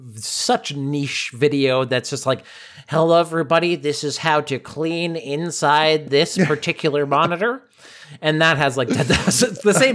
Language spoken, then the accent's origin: English; Massachusetts, United States; In my home state, people are angry.